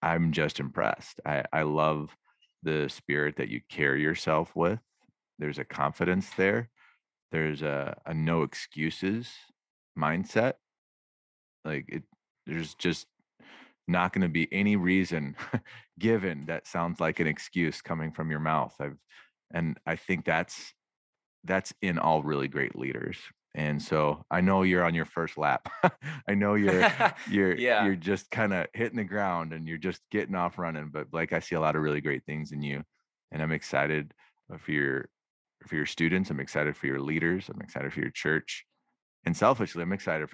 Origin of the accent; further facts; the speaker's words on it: Saint Paul, Minnesota, United States; I grew up in St. Paul, Minnesota